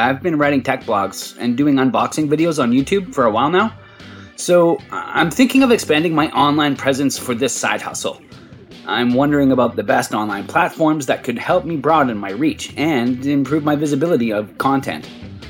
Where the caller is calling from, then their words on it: Phoenix, Arizona, United States; from Phoenix, a tech enthusiast and gadget reviewer.